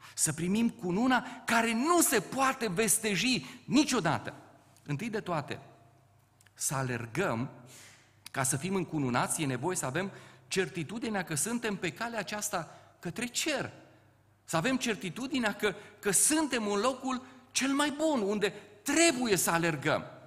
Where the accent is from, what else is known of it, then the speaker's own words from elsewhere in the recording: Ciuta, Caraș-Severin County, Romania; moved away as an adult; also born or lived in Topleț; now in Bucharest, Romania; de fapt rădăcinile mele sunt în Banat. Eu sunt din Ciuta, m-am căsătorit la Topleț și cu ajutorul Domnului am ajuns în București